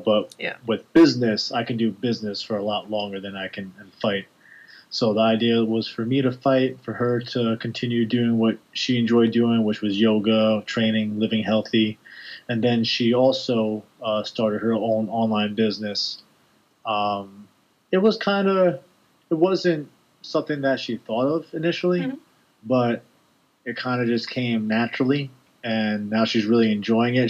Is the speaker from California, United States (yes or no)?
no; New York, United States; I'm a guy from New York